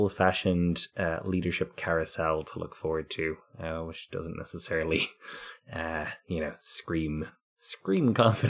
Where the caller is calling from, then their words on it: Vancouver, British Columbia, Canada; in Vancouver, in Canada.